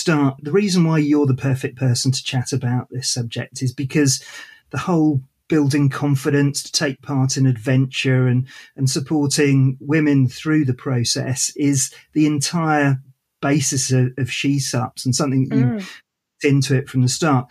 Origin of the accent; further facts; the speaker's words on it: United Kingdom; we're both British born